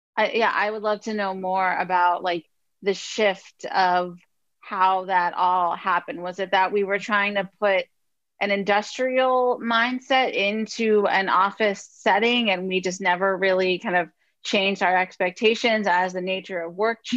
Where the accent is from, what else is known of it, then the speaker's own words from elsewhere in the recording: United States; moved away as an adult; now in Albania; I'm an American expat currently in Albania